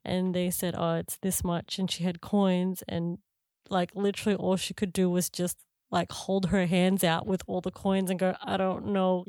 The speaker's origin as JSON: {"language": "English", "town": "Canberra", "region": "Australian Capital Territory", "country": "Australia", "tie": "born or raised there", "moved": "as an adult", "lives_now": "New Zealand", "said": "I grew up in Canberra"}